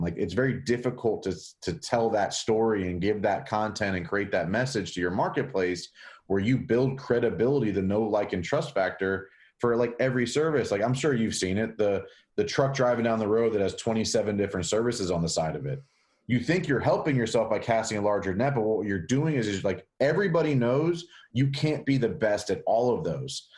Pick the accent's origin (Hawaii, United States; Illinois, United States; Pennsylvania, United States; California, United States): Pennsylvania, United States; Pittsburgh; now in North Carolina, United States; I grew up in Pittsburgh, but all my family's in Jersey